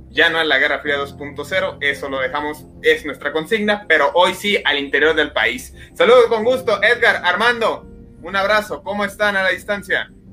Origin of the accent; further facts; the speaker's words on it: Mexico; como mexicanos